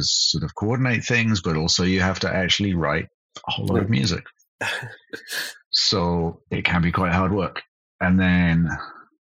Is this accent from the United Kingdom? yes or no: yes; United Kingdom; moved away as an adult; also born or lived in Cologne, Germany; now in Berlin, Germany; I'm British, but I moved to Germany in 2001.